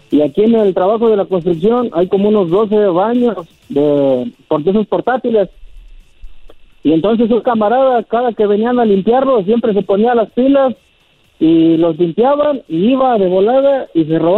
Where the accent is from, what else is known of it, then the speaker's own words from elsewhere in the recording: Ciudad Hidalgo, Michoacán, Mexico; now in Vancouver, Canada; A toda la gente de Ciudad Hidalgo, Michoacán, que estamos aquí en Vancouver, Canadá.